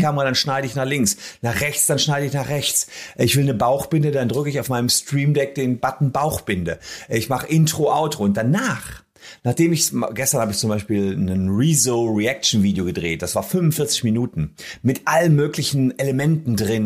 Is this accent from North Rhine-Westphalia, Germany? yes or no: yes; Gevelsberg, North Rhine-Westphalia, Germany; in Gefelsberg, der Heimatstadt, wo ich herkomme